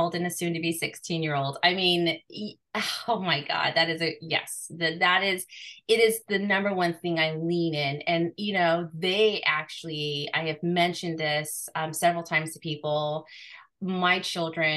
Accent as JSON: {"language": "English", "country": "Guam", "tie": "born or raised there", "said": "I was born in Guam"}